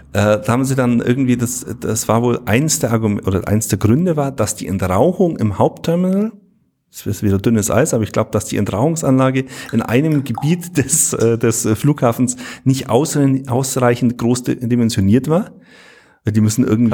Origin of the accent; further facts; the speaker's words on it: Bavaria, Germany; bei uns in Bayern